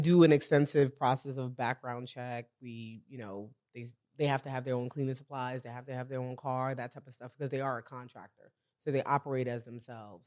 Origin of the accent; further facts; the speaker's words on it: New York City, New York, United States; We're a couple, we're from Brooklyn, New York